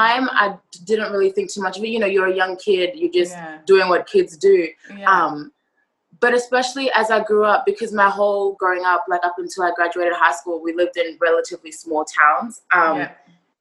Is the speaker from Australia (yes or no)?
yes; Australia; also born or lived in Zimbabwe; now in New York, United States; I was born in Zimbabwe. Then I moved over to Australia when I was about 3 or 4